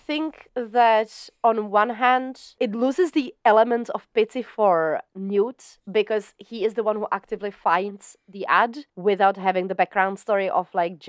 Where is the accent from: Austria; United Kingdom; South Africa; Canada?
United Kingdom; South East England; I don't know about the other stuff, but we come from Surrey.